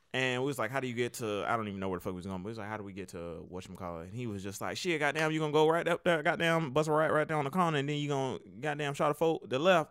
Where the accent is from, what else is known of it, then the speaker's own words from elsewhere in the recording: Milwaukee, Wisconsin, United States; now in Atlanta, United States; I'm from Milwaukee, Wisconsin